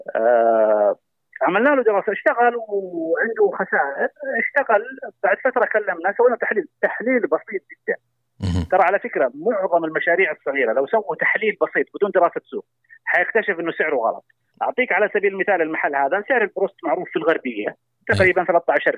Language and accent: Arabic; Saudi Arabia; عندنا في المملكة العربية السعودية